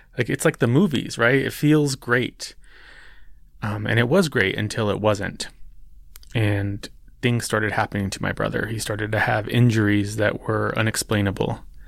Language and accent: English; New Mexico, United States; New Mexico, which is my home state. It's where I live. It's where I was born and raised